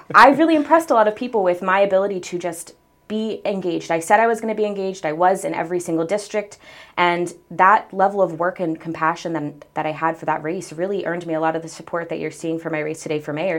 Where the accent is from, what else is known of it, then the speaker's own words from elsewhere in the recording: Salisbury, Maryland, United States; born and raised in Salisbury, I've, I've had the pleasure of calling Salisbury home my entire life